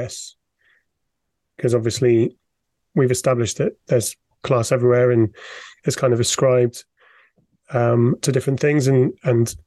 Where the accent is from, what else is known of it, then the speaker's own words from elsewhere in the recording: England, United Kingdom; When I was younger, I grew up in England